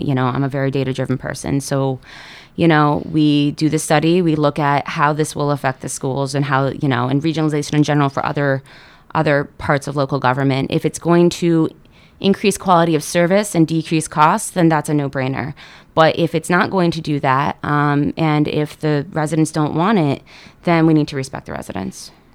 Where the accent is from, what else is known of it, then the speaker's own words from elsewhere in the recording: Seymour, Connecticut, United States; I'm a Valley person. Um, I grew up in Seymour.